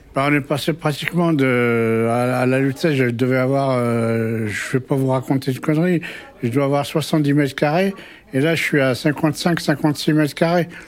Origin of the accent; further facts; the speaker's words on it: Maisons-Alfort, Île-de-France, France; also born or lived in Kabylie, Algeria; j'ai grandi à Maison-Alfort